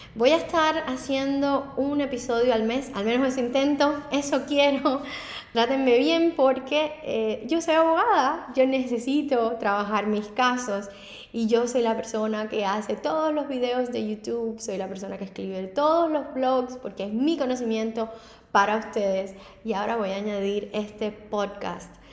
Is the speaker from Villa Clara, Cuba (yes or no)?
no; Havana, Cuba; moved away as an adult; now in Miami, United States; Anteriormente había sido abogada en La Habana, en Cuba, y a la escuela de derecho dos veces